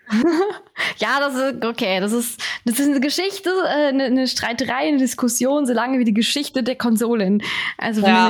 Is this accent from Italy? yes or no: no; Switzerland; Bei uns ist das in den Mietwohnungen alles alles schon drin